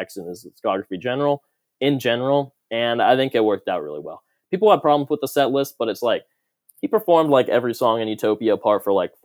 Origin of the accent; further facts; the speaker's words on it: North Carolina, United States; I'm from North Carolina